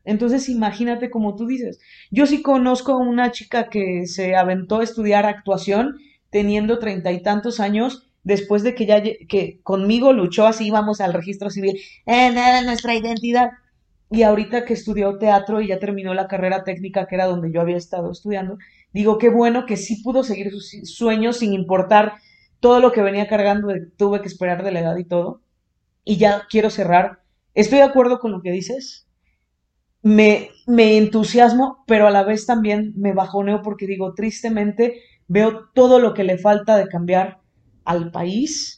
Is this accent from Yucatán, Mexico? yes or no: no; Xalapa, Veracruz, Mexico; yo vengo de Jalapa, Veracruz